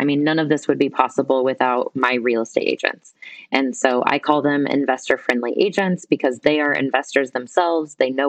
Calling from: Guatemala; Right now I'm calling in from Guatemala.

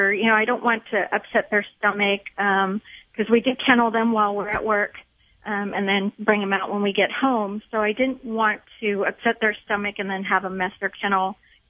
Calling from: San Antonio, Texas, United States; San Antonio, Texas.

